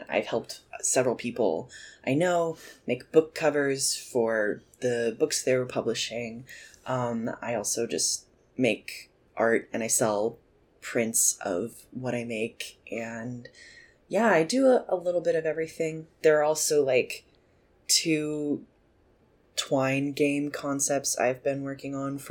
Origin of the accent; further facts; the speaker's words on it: Nashville, Tennessee, United States; I am from Nashville, Tennessee originally, so I just grew up in a very musical place